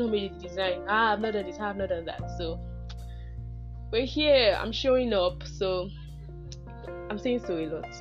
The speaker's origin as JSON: {"language": "English", "country": "Nigeria", "said": "as a Nigerian"}